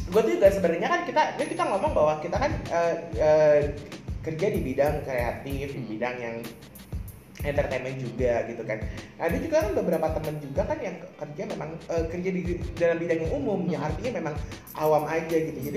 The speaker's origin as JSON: {"language": "Indonesian", "town": "Bekasi", "region": "West Java", "country": "Indonesia", "tie": "born or raised there", "also_born_or_lived": "Jakarta", "said": "gue tuh lahir di Jakarta bokap nyokap gue memang perantau tapi gue lahir di Jakarta gue besar di Bekasi gitu kan ya which is uh, Bekasi adalah kota satelit dari Jakarta"}